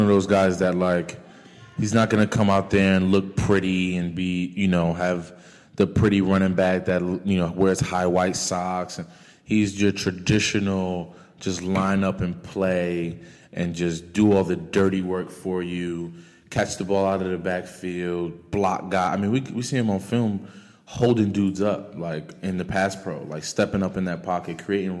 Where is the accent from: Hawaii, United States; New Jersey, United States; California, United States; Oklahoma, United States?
New Jersey, United States; Paterson; Because mind you, I'm from Paterson, New Jersey, ladies and gentlemen. I went to college at University of Massachusetts